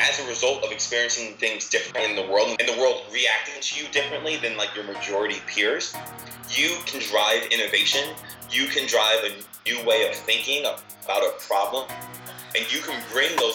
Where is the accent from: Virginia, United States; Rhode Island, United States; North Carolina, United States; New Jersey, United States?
New Jersey, United States; I grew up in New Jersey